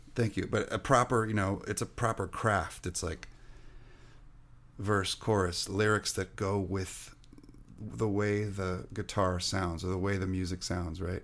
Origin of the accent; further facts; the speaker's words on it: Orange County, California, United States; English is a second language; also born or lived in France; I grew up in Orange County